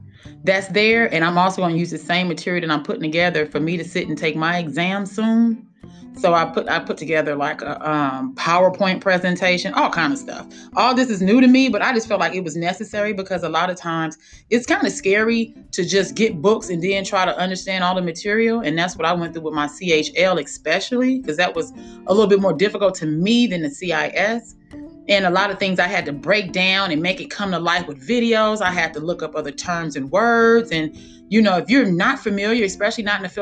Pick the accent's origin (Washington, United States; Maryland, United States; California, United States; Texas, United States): California, United States; Los Angeles; moved away as an adult; also born or lived in Colorado; I'm from Los Angeles